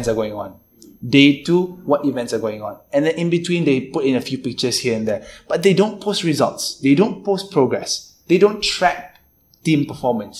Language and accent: English; Malaysia; as a Malaysian